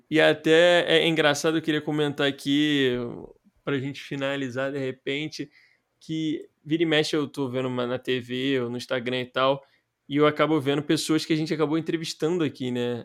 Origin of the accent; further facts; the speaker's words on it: Rio de Janeiro, Brazil; A gente somos cariocas e tal, mas a gente nunca tinha morado fora